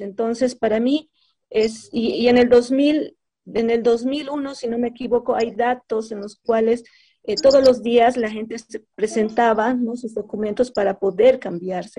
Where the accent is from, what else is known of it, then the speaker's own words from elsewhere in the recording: Bolivia; somos bolivianos